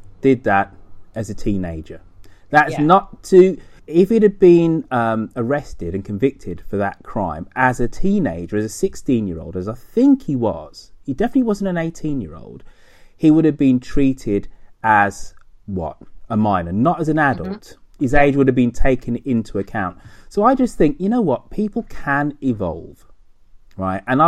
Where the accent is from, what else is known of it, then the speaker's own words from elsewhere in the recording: United Kingdom; moved away as an adult; now in United States; I quite like being British